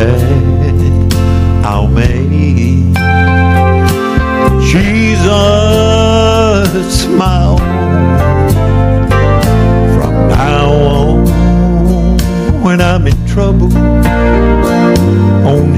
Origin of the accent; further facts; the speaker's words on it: Pine Bluff, Arkansas, United States; I'm from Pine Bluff